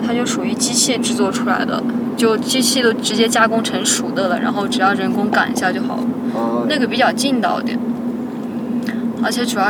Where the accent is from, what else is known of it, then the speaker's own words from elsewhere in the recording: Shaanxi, China; now in Taiyuan, China; 我是陕西的。